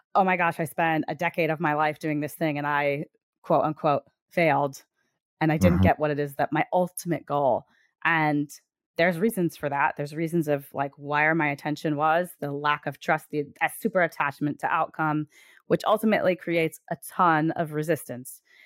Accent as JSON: {"language": "English", "region": "Connecticut", "country": "United States", "said": "I'm from Connecticut."}